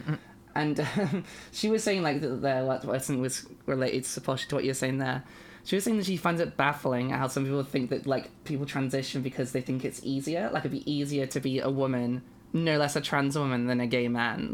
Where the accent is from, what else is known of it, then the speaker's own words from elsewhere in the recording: United Kingdom; I am a British binary trans woman person